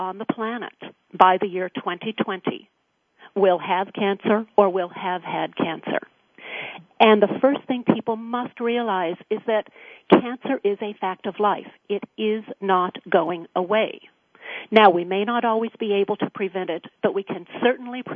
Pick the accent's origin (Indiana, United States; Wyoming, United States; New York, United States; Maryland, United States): Wyoming, United States; now in California, United States; I was born in Wyoming